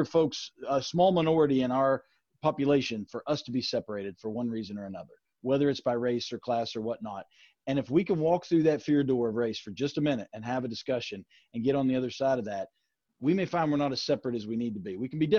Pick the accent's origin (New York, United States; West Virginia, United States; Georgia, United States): West Virginia, United States; Shinnston; we're all Americans, we're all West Virginians, we're all from Shinston